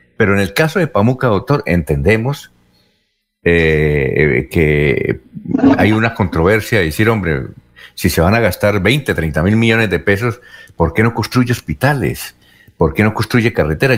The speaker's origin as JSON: {"language": "Spanish", "town": "Barichara", "region": "Santander", "country": "Colombia", "said": "allá en, mi pueblito"}